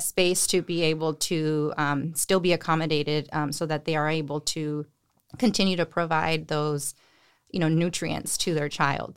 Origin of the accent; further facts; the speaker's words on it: Salinas, California, United States; I am from Salinas. I grew up here, went to high school here